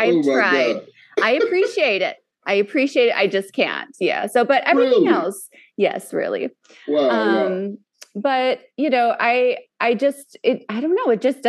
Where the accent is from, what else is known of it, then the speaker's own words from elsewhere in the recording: Chicago, Illinois, United States; moved away as an adult; also born or lived in Las Vegas; I'm from Chicago. Chi-town, that's right. I was born, my first home was in the north side, and then I lived in the suburbs for a while after that.